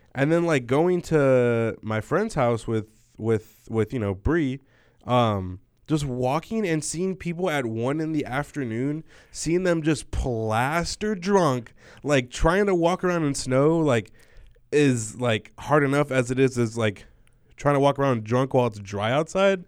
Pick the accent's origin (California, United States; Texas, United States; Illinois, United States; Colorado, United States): California, United States; Southern; moved away; since we're from Southern California.